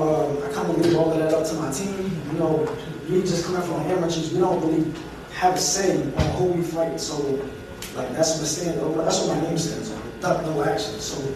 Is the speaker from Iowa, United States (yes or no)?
no; Wilmington, Delaware, United States; I'm from Wilmington, Delaware.